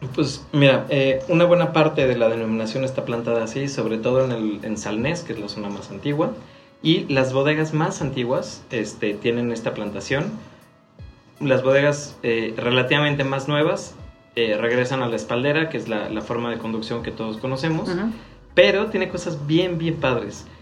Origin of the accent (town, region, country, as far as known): Mexico